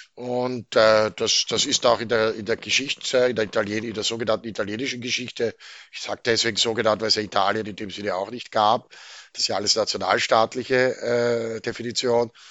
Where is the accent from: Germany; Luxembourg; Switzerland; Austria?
Austria; Wir sind als Österreicher